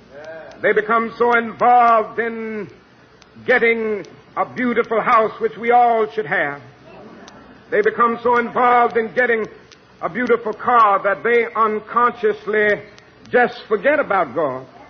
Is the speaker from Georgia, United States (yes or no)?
yes; Georgia, United States; my home state of Georgia